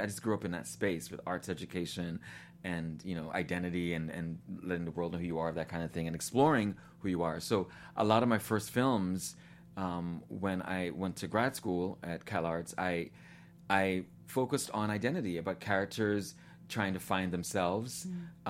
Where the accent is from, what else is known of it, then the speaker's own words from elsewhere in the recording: New York, United States; moved away as an adult; also born or lived in Guyana / Nashville, Tennessee; I was born in Guyana in South America, um, and my family immigrated to New York when I was seven years old.